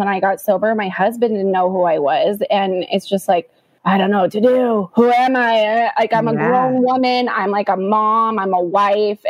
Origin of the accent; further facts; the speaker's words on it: Scottsdale, Arizona, United States; also born or lived in Ahwatukee, Phoenix, Arizona; I grew up in Scottsdale, and then we moved to a suburb of Phoenix